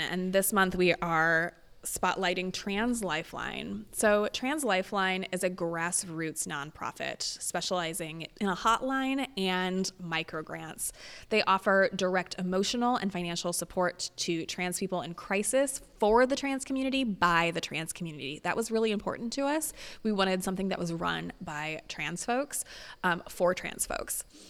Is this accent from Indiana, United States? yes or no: yes; Indiana, United States; moved away; my hometown in Indiana